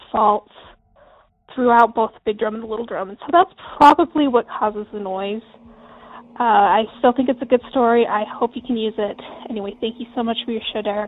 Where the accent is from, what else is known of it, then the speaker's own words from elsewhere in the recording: Delta, Utah, United States; I grew up in a little teeny tiny town in western Utah called Delta